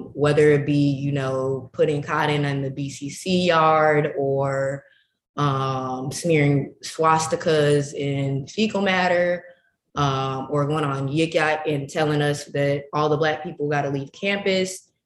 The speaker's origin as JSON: {"language": "English", "town": "Chicago", "region": "Illinois", "country": "United States", "said": "I'm from Chicago and my sex ed experience. I first got sex ed in middle school"}